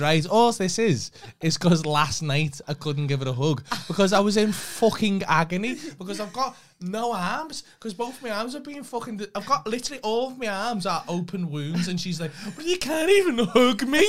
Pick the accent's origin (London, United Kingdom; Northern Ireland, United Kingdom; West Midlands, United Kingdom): West Midlands, United Kingdom; County Farm; also born or lived in Dovecot / Streetly; I'm from County Farm, but I lived in Duffy most, like, half my life.